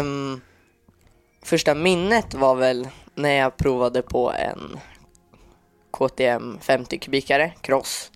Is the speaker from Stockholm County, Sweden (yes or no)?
yes; Vallentuna, Stockholm County, Sweden; Jag är 14 år och jag kommer från Vallentuna, några mil om Stockholm.